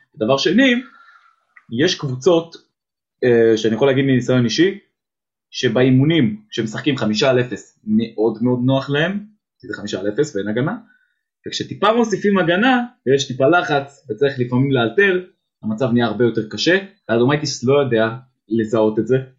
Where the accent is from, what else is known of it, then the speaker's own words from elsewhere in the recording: Israel; בסוף אני ישראלי